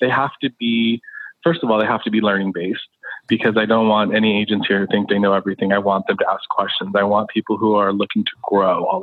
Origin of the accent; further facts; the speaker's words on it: Los Angeles, California, United States; I'm an LA native. I grew up in Los Angeles, went to UCLA